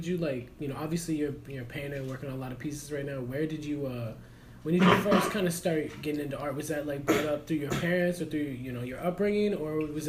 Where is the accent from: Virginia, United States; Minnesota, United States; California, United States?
Virginia, United States; Northern; I'm from Northern Virginia and it's like 20 minutes, I don't know, 30 minutes outside of DC.